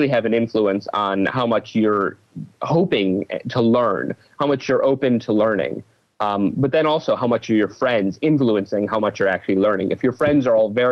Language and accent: English; Cleveland, Ohio, United States; I was born in Cleveland, Ohio, so I'm a Midwesterner